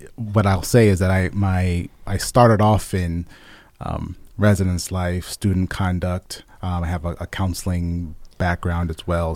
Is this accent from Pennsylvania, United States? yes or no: yes; Lehigh Valley, Pennsylvania, United States; I grew up in the Lehigh